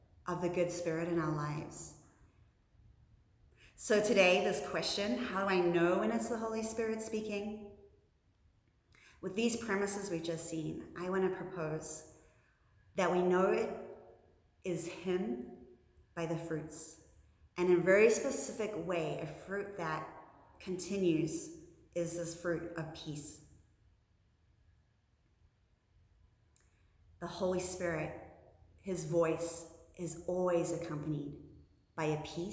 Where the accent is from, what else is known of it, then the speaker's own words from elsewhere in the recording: New Zealand; moved away as an adult; now in United States; in my home country of New Zealand